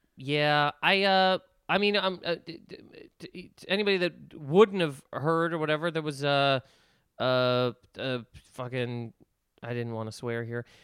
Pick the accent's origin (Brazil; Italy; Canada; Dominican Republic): Canada; Nova Scotia; moved away; I'm from Nova Scotia